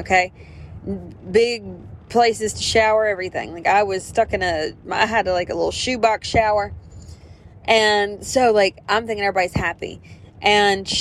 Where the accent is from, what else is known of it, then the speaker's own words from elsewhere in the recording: the South, Southern United States, United States; accent: Southern; I'm obviously Southern if my fucking accent did give it away